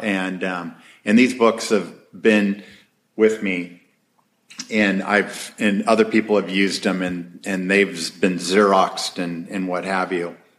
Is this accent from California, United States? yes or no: yes; Huntington Beach, California, United States; I grew up in Huntington Beach and uh, two blocks from the beach